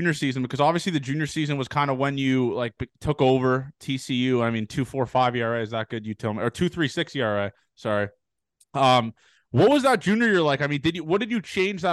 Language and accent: English; Canada; being from Canada